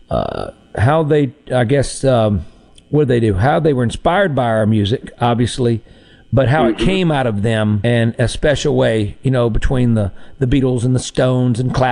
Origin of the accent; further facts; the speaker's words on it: Mississippi, United States; we're from Mississippi. And uh, I threw out there, I, am the music and culture ambassador of Mississippi